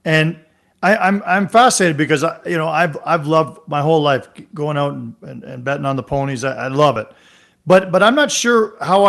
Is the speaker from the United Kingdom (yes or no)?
no; Ontario, Canada; I was a backshop boy, too, growing up in Ontario